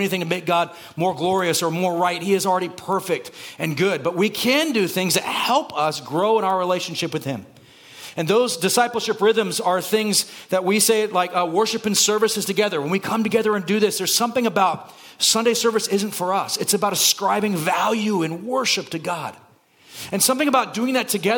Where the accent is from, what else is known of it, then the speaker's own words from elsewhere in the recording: Santa Cruz, California, United States; now in Burbank, United States; I'm from Santa Cruz. That movie is filmed in my hometown.